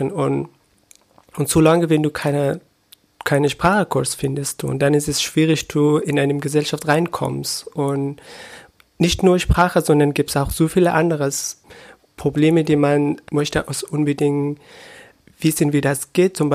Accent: Afghanistan; German is a second language; moved away as an adult; now in Brandenburg an der Havel, Germany; Ich bin um 490 bin ich in Afghanistan geboren und zur Schule gegangen und auch der Uni. Und im 2015, am Ende 2015 bin ich nach Deutschland als Geflüchteter hergekommen.

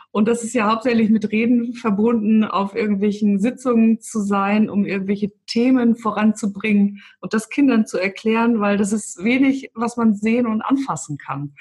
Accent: Hamburg, Germany; now in Stuttgart, Germany; Ich bin ja eigentlich auch aus dem Norden. Ich bin ja aus Hamburg.

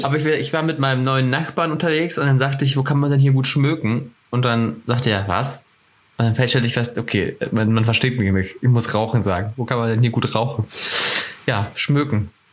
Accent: Northern Germany, Germany; accent: northern German (nordisch); moved away as an adult; also born or lived in Oldenburg, Lower Saxony; now in Ansbach, Germany; meinen nordischen Dialekt

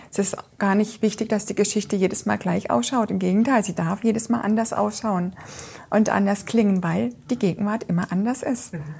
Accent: Freiburg, Baden-Württemberg, Germany; Den kenne ich ja, ich komme ja aus Freiburg und ich kenne ah, ja

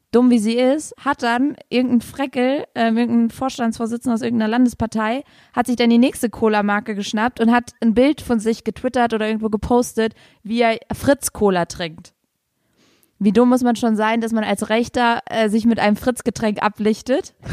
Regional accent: Saarland, Germany; Das Knolle, heißt bei uns im Saarland Stubbi.

